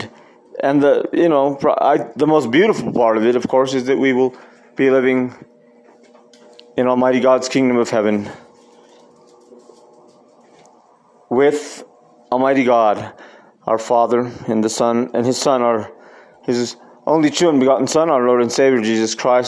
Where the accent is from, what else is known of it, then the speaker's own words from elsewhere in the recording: Costilla, New Mexico, United States; also born or lived in Taos, New Mexico; I grew up, of course, in Costilla, our little village, our little hometown, that's 40 miles north of here, north of Taos, where we live now.